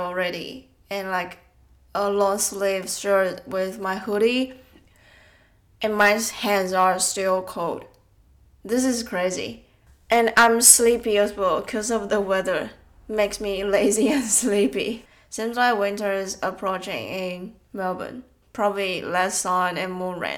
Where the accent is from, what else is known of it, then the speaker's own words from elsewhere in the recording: Taiwan; I think around 15 years old while I was in Taiwan. I was still in senior high school. My dad went to a photography course in my hometown